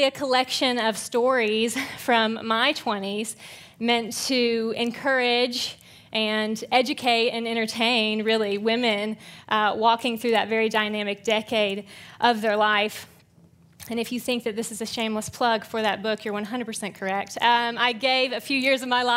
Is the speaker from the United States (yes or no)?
yes; Georgia, United States; also born or lived in Central Virginia; now in Tyler, United States; I grew up in Georgia and then moved here via Virginia